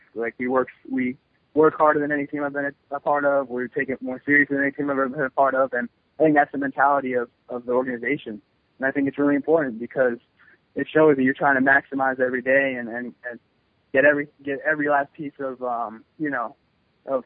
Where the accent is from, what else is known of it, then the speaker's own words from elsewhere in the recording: New York City, New York, United States; I still live in New York City